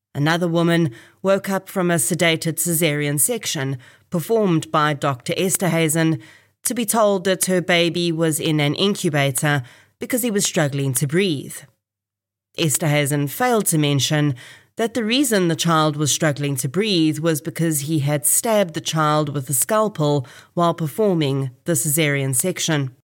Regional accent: Kempton Park, Gauteng, South Africa; I was actually born in this hospital in September nineteen eighty.

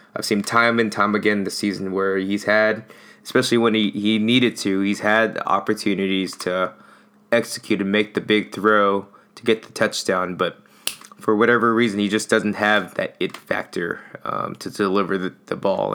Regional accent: Alameda, California, United States; moved away; my hometown's Alameda

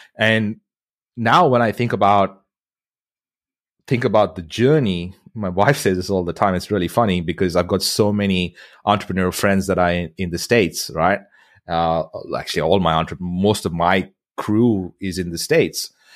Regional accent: India; moved away as an adult; now in Australia; I grew up in India

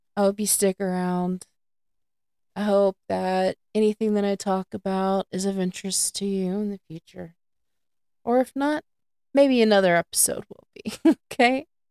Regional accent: north of Houston, Southeast Texas, United States; also born or lived in Sandpoint, Idaho; I grew up in Southeast Texas, uh, just north of Houston area

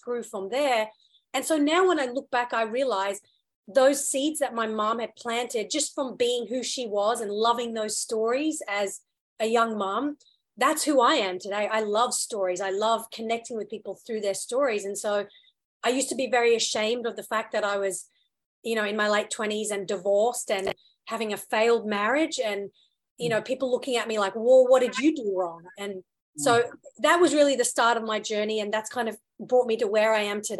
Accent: Australia; also born or lived in United Kingdom / India (heritage); I was born in the UK, moved to Australia when I was around 8 and did all my school and college and, you know, very formative years growing up there.

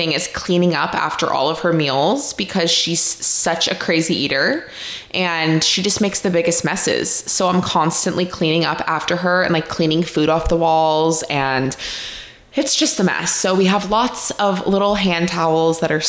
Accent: Maine, United States; also born or lived in Arizona; now in California, United States; I grew up in Maine

